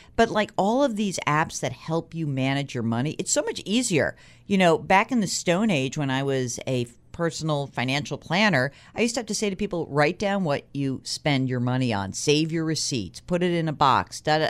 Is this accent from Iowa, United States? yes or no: no; New York, United States; as a New Yorker